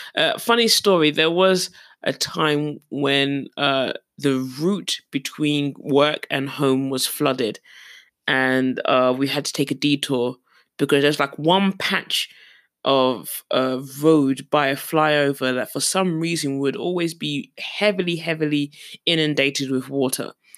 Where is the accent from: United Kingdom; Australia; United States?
United Kingdom; London; moved away as an adult; also born or lived in Surrey; now in South Korea; I was born and raised in London